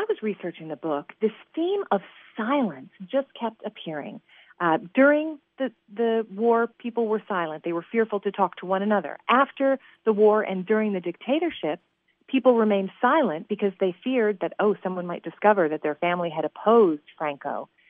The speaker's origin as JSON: {"language": "English", "town": "Nashville", "region": "Tennessee", "country": "United States", "said": "I'm from Nashville. So when you land in Nashville, it says Music City, USA."}